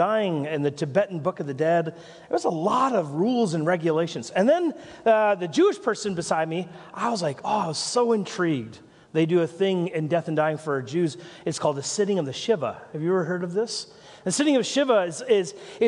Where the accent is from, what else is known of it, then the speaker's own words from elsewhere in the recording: Nelson, British Columbia, Canada; moved away; I'm from Nelson